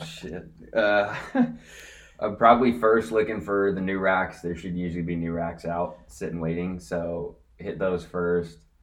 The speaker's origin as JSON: {"language": "English", "town": "Corona", "region": "California", "country": "United States", "tie": "born or raised there", "said": "I grew up in Corona, to be specific, uh, which is like right between San Diego and LA."}